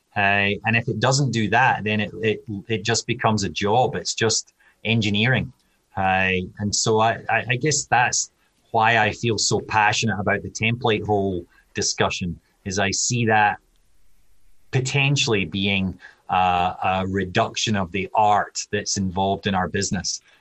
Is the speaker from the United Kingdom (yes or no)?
yes; Scotland, United Kingdom; moved away as an adult; now in United States; I'm Scottish